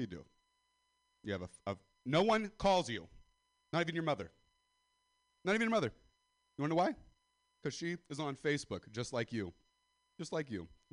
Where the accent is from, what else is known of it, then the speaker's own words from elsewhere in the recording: California, United States; I'm white, I'm from Sister Valley, California